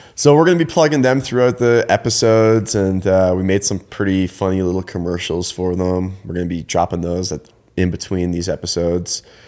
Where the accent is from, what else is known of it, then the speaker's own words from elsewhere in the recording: Ontario, Canada; moved away as an adult; also born or lived in Eugene, Oregon; I grew up in Canada, in, um, Ontario, Canada, and I went to school there